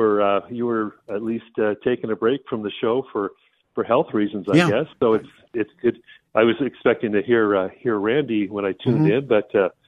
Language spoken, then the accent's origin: English; Long Beach, California, United States; I was born in 54 in Long Beach, California, so. I'm not as young as I used to be.